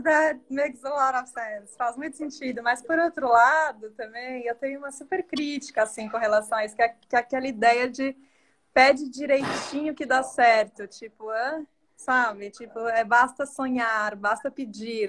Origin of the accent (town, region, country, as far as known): Varginha, Minas Gerais, Brazil; born or raised there; also born or lived in Belo Horizonte